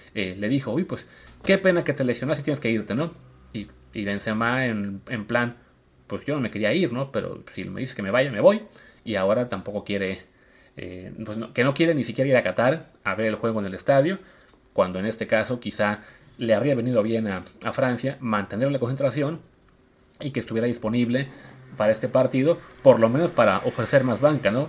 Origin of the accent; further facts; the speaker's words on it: Coatzacoalcos, Veracruz, Mexico; moved away; Yo soy de Veracruz, crecí en Coatzacoalcos